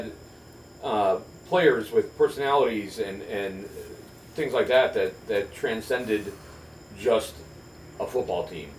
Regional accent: Chicago, Illinois, United States; I grew up in the Chicagoland area.

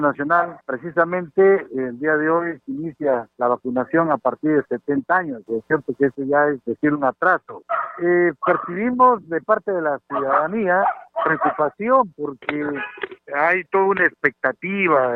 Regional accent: Peru; como ciudadano peruano

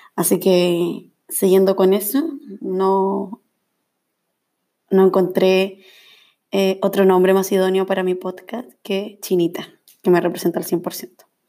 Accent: Viña del Mar, Villa Alemana, Quillota, Valparaíso, Chile; moved away as an adult; now in Santiago, Chile; soy de Viña, Villa Alemana, Quillota, por ahí como, esos son como mis lugares

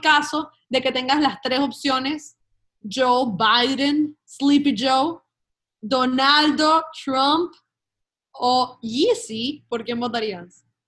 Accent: Venezuela; also born or lived in Spain; now in United States; yo soy española y yo soy venezolana, yo estoy en este país como española

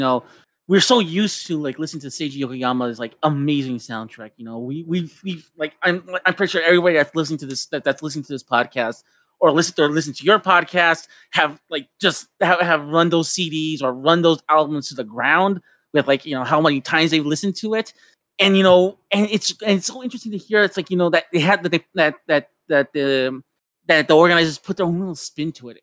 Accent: Tijuana, Baja California, Mexico; I grew up in Mexico and I grew up in, in Tijuana

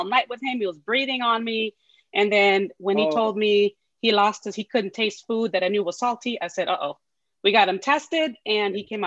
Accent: San Francisco Bay Area, California, United States; my family was in the city I'm currently living in. Yeah, California, Bay Area

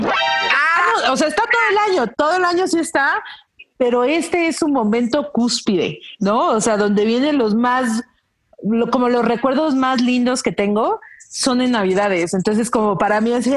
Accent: Mexico; las mexicanas

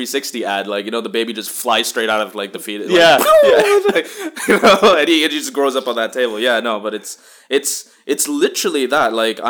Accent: Bahrain; growing up in American Mission Hospital, Bahrain, which is a tight knit at that point, multicultural but still very American community.

